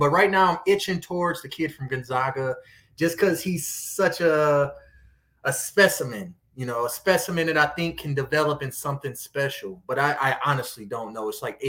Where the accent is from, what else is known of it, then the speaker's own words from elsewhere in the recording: Detroit, Michigan, United States; also born or lived in Warren, Michigan; Detroit's my hometown, too. I grew up.